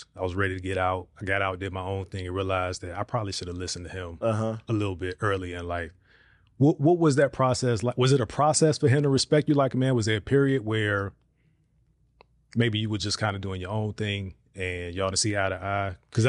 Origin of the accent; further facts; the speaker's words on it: Virginia, United States; I'm from Virginia.